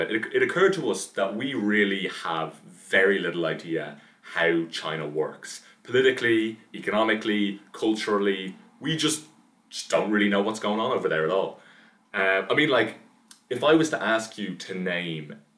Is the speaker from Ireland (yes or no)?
yes; Dublin, Leinster, Ireland; I'm from Dublin